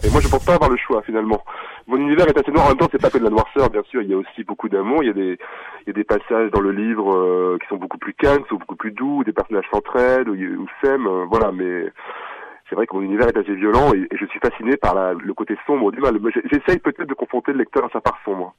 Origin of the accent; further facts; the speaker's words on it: France; Je suis français